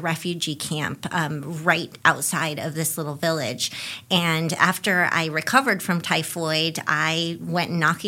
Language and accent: English; Spokane, Washington, United States; moved away as an adult; also born or lived in Buffalo, New York; now in Claremont, United States; growing up in Spokane, Washington